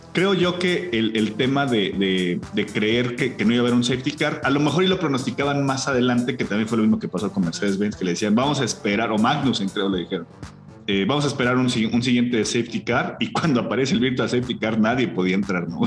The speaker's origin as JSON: {"language": "Spanish", "country": "Mexico", "said": "como mexicano"}